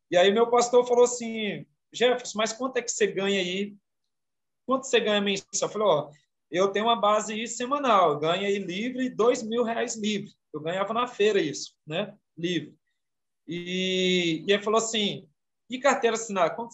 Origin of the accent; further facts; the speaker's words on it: Goiânia, Goiás, Brazil; also born or lived in Imperatriz, Maranhão; Eu sou de naturalidade do Maranhão, sou maranhense, nasci em Imperatriz do Maranhão. Vim para cá, para Goiânia, muito novo, minha mãe.